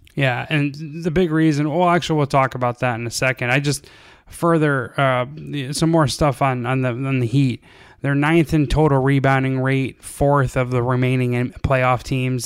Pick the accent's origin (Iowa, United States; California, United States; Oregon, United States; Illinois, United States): California, United States; Southern; the abused Southern Californian